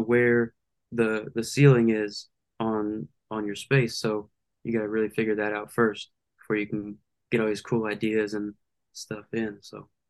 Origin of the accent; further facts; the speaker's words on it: Lake Charles, Louisiana, United States; I'm from Lake Charles, Louisiana, born and raised